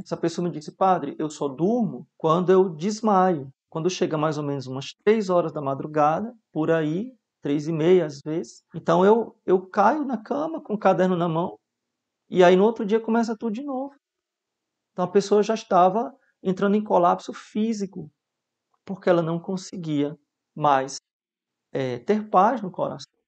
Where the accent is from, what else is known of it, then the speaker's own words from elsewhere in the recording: Mossoró, Rio Grande do Norte, Brazil; Na minha infância vivi em Mossoró